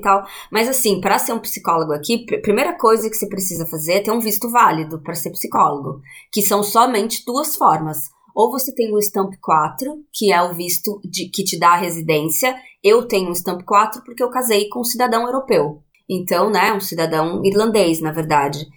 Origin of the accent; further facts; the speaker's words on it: Juquiá, São Paulo, Brazil; moved away as an adult; also born or lived in Sorocaba / Londrina; now in Dublin, Ireland; então eu sou de Sorocaba, mas eu vivi em Juquiá, né, no Vale do Ribeira por muito tempo, assim, quase né, uma vida inteira